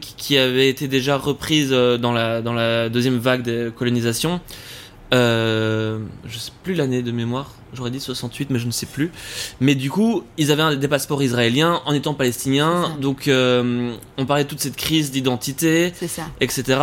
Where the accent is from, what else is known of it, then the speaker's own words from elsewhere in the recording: Forest, Brussels-Capital Region, Belgium; moved away as an adult; also born or lived in Canada; j'ai grandi à Forêt, donc bruxellois